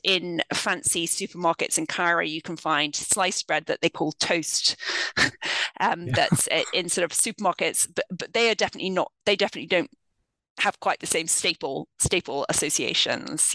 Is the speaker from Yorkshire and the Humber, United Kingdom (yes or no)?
no; London, United Kingdom; moved away as an adult; now in United States; I grew up in the United Kingdom. I'm from London.